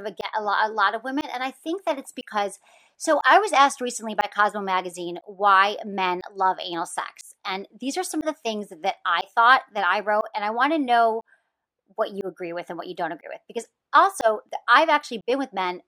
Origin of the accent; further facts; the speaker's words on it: Midwest, United States; now in Los Angeles, United States; I'm from the Midwest